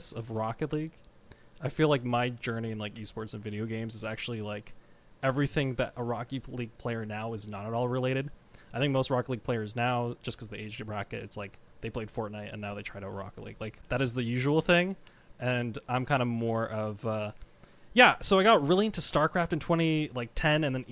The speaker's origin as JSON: {"language": "English", "country": "Canada", "said": "I am not from America, no, I'm Canadian"}